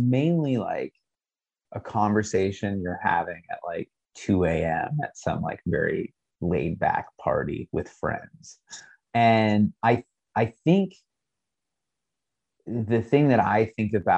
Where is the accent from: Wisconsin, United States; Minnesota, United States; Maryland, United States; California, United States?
California, United States; San Diego; I grew up in San Diego, but my whole family's from Massachusetts, New England area